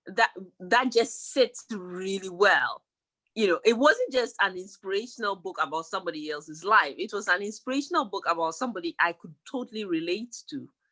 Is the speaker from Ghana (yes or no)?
yes; Ghana; moved away; I grew up in Ghana